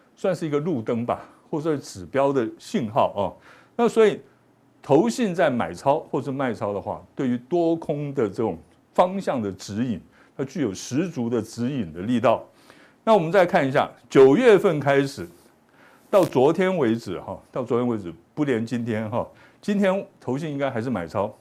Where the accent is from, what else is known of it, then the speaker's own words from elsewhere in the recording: Taiwan; 我们台湾人的好处是什么？大家呢都很有这个自觉性。